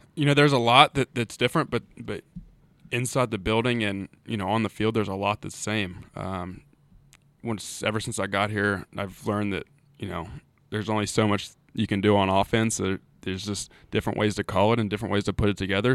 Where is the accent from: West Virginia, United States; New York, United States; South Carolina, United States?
West Virginia, United States; Charleston; moved away as an adult; also born or lived in Huntington, West Virginia; now in Blacksburg, United States; born and raised in Charleston. Uh, really haven't lived anywhere else other than, um, my time at Marshall